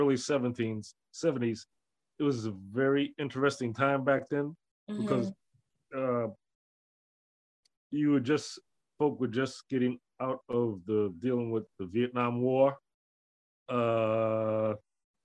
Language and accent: English; Detroit, Michigan, United States; now in Somerville, United States; as a kid, I grew up in Detroit